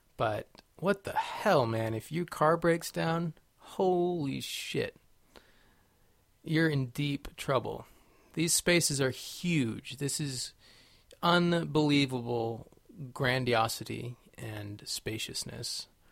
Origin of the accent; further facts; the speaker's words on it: California, United States; I grew up in California